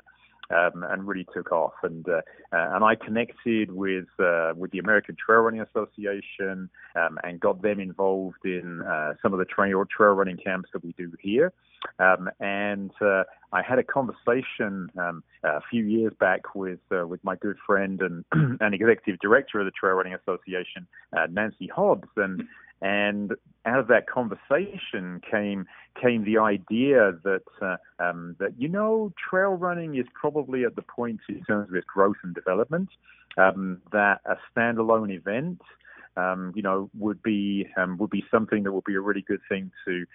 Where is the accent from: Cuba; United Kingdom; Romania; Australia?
United Kingdom; England; moved away as an adult; now in Estes Park, United States; I'm a road runner originally from England